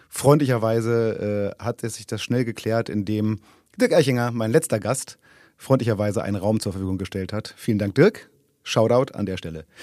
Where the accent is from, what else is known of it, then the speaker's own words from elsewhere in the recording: Munich, Bavaria, Germany; also born or lived in Tegernsee; Ich bin in München aufgewachsen.